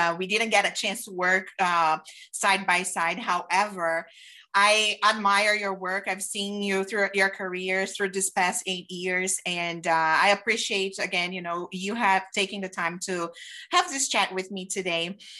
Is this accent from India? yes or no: no; Brazil; English is a second language; moved away; because I did start in the operation side in the hotels when I came from Brazil.